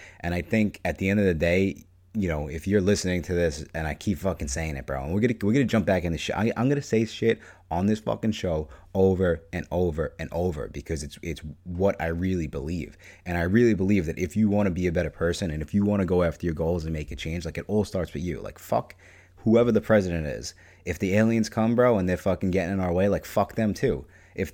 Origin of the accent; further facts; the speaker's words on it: New York, United States; So I'm from New York. It's pretty cool. It's fucking really cold in the winter.